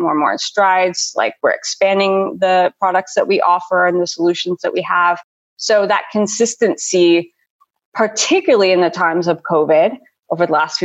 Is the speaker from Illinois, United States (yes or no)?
yes; Chicago, Illinois, United States; moved away as an adult; also born or lived in Los Angeles, United States; now in Vienna, Austria; I'm an American. I'm originally from the Chicago area